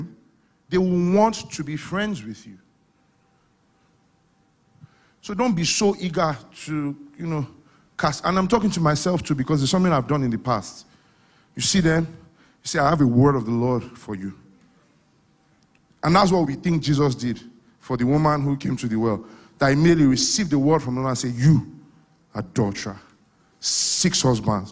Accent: Ibadan, Oyo, Nigeria; moved away; I came from Ibadan.

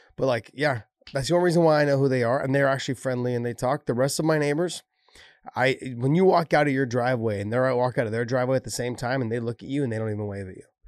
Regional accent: San Jose, California, United States; also born or lived in Idaho; I was born and raised here in San Jose

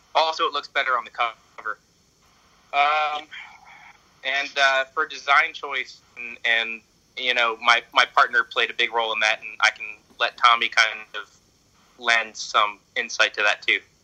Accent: Philadelphia, Pennsylvania, United States; I'm from Pennsylvania in the United States, uh, specifically Philadelphia

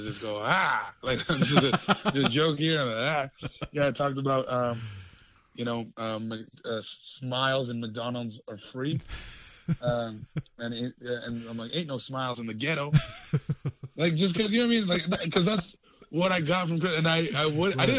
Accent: Abbotsford, British Columbia, Canada; now in Vancouver, Canada; Born in Vancouver, raised in Abbotsford, been here all my life

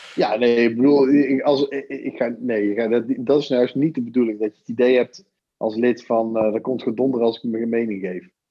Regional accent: Netherlands; als Nederlander, als kiezer

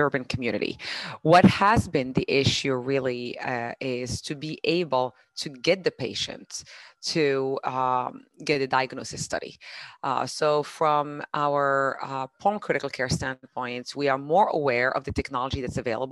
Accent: Morocco; English is a second language; moved away as an adult; now in Doylestown, United States; born and raised in Morocco, barely spoke English until 98

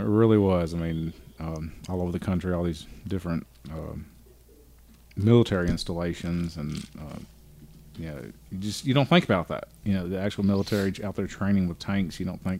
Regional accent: Mobile, Alabama, United States; now in Dothan, United States; I'm actually from Mobile. I was born and raised in Mobile.

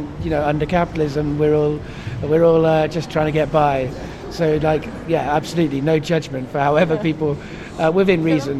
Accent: Cardiff, Wales, United Kingdom; I grew up in Cardiff for some of my childhood

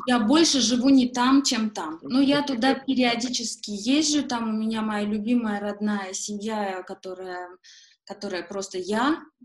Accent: Yerevan, Armenia; moved away as an adult; also born or lived in Malta / Moscow; я коренная ереванка. И э, для меня место, в котором я родилась и выросла

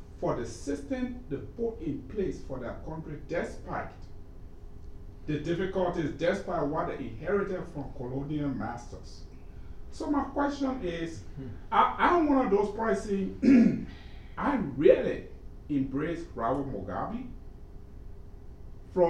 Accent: Liberia; I'm from Liberia, and in Liberia we say the fish rots from the head

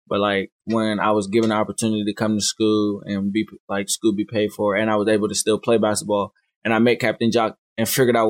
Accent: Youngstown, Ohio, United States; I'm from Youngstown, Ohio.

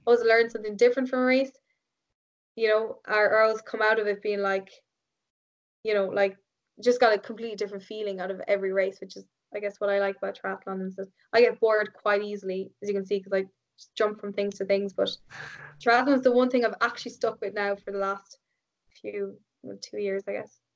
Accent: Ireland; at the weekend I was like back to being Irish again

